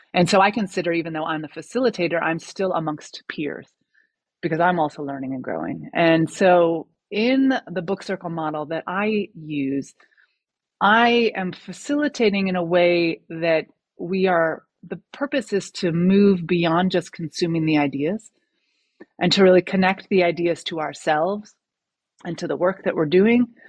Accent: United States; moved away as an adult; now in France; having that perspective of living in America for the first 35 years of my life, and then moving to France

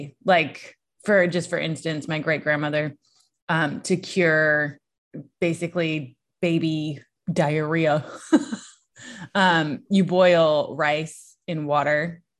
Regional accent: Virginia, United States; Look, I was born and raised in Southern Virginia, so about an hour and a half from the Outer Banks of North Carolina.

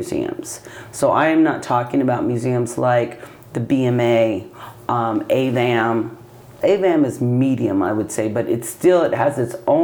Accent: Utah, United States; I grew up in Utah.

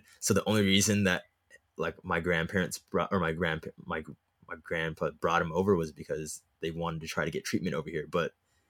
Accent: Hollywood, California, United States; But anyways, I was born in Hollywood. Yeah.

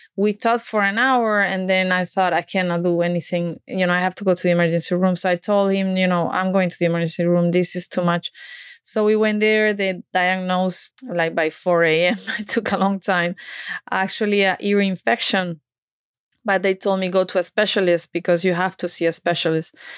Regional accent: Málaga, Andalusia, Spain; English is a second language; moved away as an adult; also born or lived in United States; I grew up in Spain

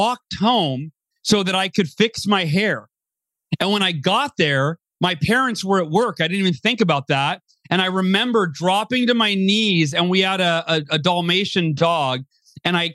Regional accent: Oakhurst, California, United States; I was born in Southern California. And then when I was 5 years old, we moved to Northern California, a little small town called Oakhurst, California.

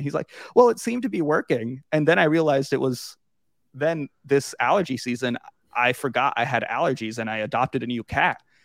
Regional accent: Suffolk, Virginia, United States; I grew up in Suffolk

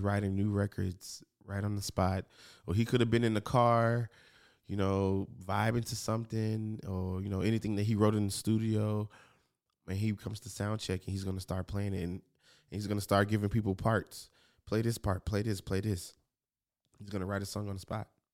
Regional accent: Memphis, Tennessee, United States; moved away as an adult; now in Los Angeles, United States; I'm from Memphis

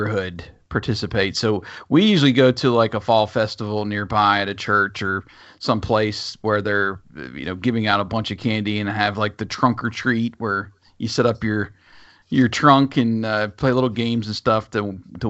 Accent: Pennsylvania, United States; now in Alabama, United States; growing up in Pennsylvania

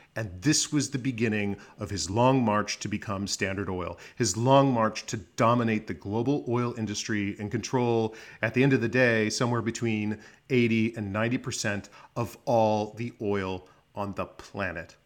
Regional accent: Phoenix, Arizona, United States; moved away as an adult; now in Washington, D.C., United States; I was born in Arizona, Phoenix, Arizona. I graduated from Arizona State University

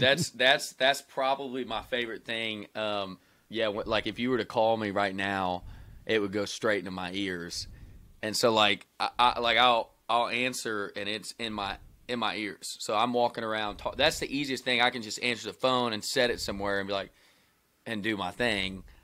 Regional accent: Wilmore, Kentucky, United States; moved away; I'm from Wilmore, Kentucky, man. It's two stoplights and a railroad track.

